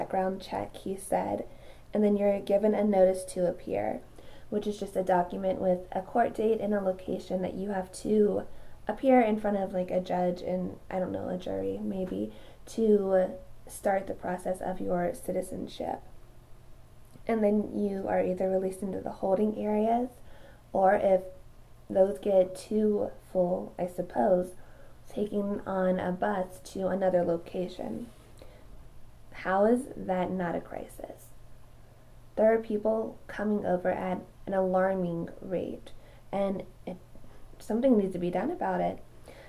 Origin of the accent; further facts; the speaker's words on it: United States; as the American citizens who are here legally